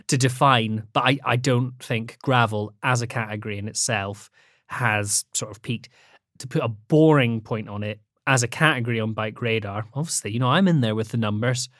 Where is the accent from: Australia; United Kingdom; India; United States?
United Kingdom; the Highlands, Scotland; also born or lived in Edinburgh; I grew up in the Highlands in Scotland